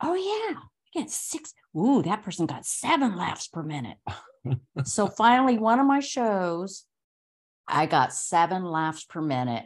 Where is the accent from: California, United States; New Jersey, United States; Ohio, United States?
California, United States; Los Angeles; moved away as an adult; when I moved from Los Angeles, that's you know, I was born and raised there